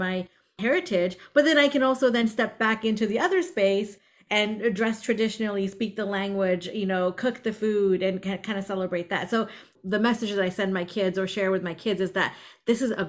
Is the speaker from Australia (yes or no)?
no; India; now in United States; I come from India